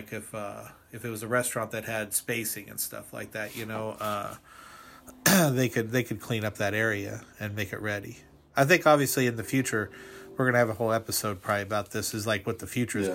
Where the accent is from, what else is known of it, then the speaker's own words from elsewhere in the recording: Indiana, United States; I grew up in Indiana